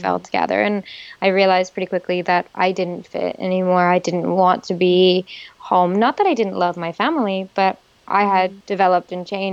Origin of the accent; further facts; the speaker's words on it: Canada; moved away as an adult; also born or lived in Chartres area, France; as a Canadian, we have pretty strong basis of French